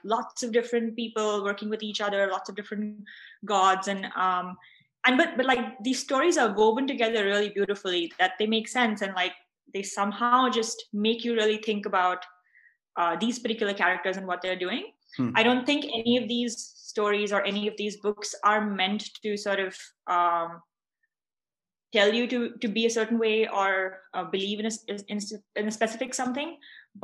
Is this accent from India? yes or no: yes; India; moved away as an adult; now in Western Europe; growing up in India